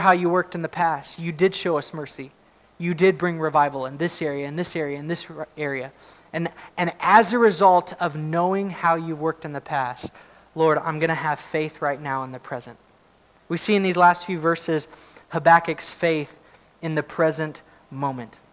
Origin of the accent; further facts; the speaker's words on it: United States; I'm glad to be an American. I really am. I love that I get to live in this country